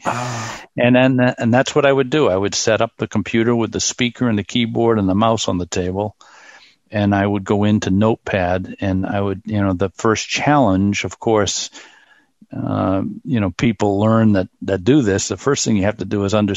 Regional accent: Boston, Massachusetts, United States; also born or lived in Germany; I'm from Boston.

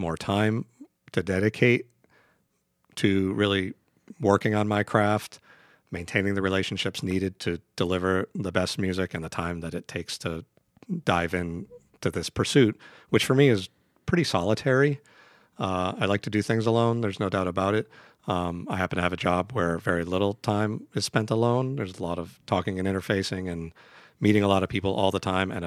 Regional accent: Detroit, Michigan, United States; I grew up in Detroit, so I grew up on a very, very important thing for any Detroiter

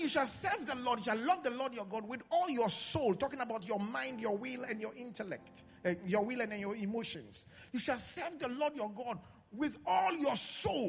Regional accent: Accra, Greater Accra, Ghana; I grew up in Accra Central.

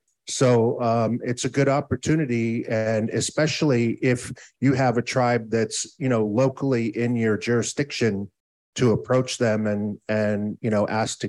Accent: Muckleshoot Indian Reservation, Washington, United States; I'm from the Pierce County chapter of the blind, and I am a Muckleshoot from the Muckleshoot Indian Reservation.

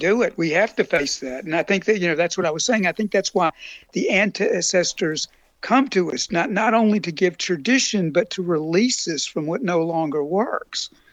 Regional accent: Appalachia, United States; moved away as an adult; also born or lived in South (US) / New Orleans; now in Germany; I was born in Appalachia, and then drift down to the Mississippi Delta and live in New Orleans

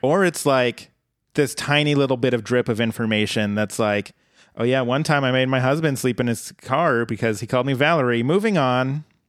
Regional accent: Colorado, United States; my home state

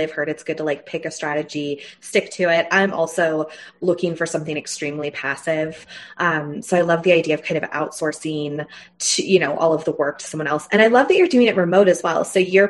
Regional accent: New Mexico, United States; moved away as an adult; also born or lived in San Francisco; we relocated out to like family because we're both from New Mexico after COVID hit. But we were in San Francisco

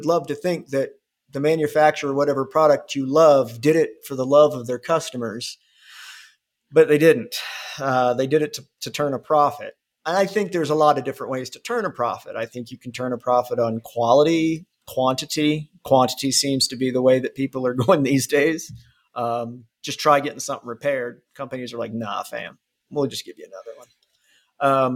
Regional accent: Ohio, United States; now in Alabama, United States; I'm originally from Ohio

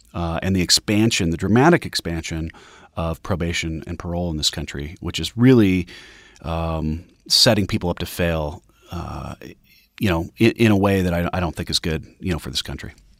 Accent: Denver, Colorado, United States; my hometown of Denver

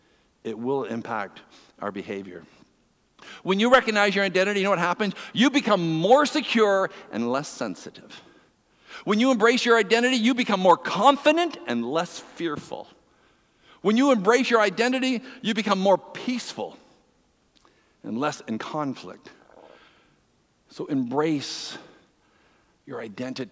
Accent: East Coast, Atlantic Canada, Canada; now in Ontario, Canada; I'm from the East Coast

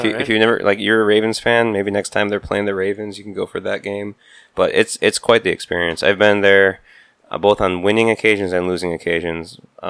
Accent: Wisconsin, United States; moved away; growing up in Wisconsin

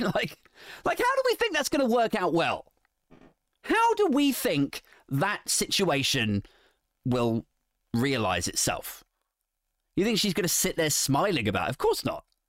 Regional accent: England, United Kingdom; I'm English

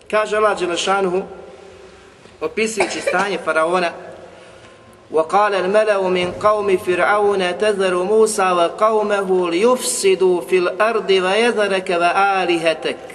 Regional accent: Bosnia & Herzegovina

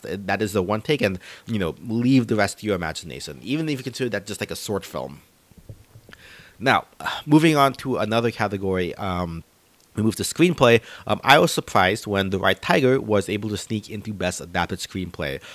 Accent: Philippines; moved away; our own home country of the Philippines

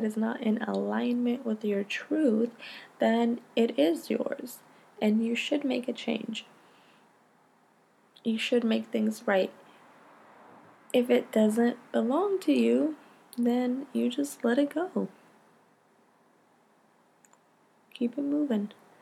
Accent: Stockton, California, United States; I grew up in Stockton, California

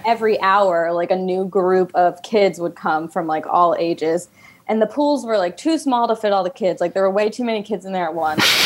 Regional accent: Fayetteville, Georgia, United States; I grew up uh, in a suburb south of Atlanta. It's okay. Fayetteville, Georgia

